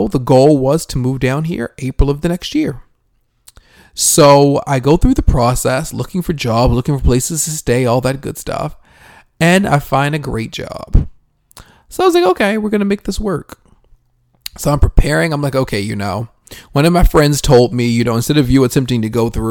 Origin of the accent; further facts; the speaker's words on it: Northeast, United States; moved away as an adult; now in Atlanta, United States; I'm from the Northeast, you know, so we have a bunch of cities that are all right next to each other.